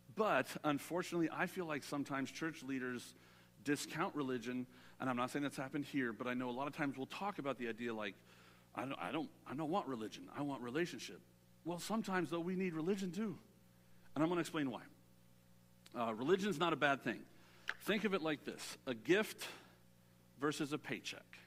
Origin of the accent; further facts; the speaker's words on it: Southern California, United States; I'm a city boy. I grew up in Southern California.